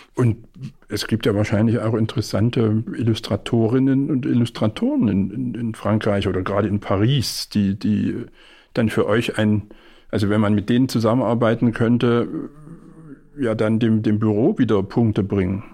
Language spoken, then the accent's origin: German; Leipzig, Saxony, Germany; Jetzt muss ich als Leipziger fragen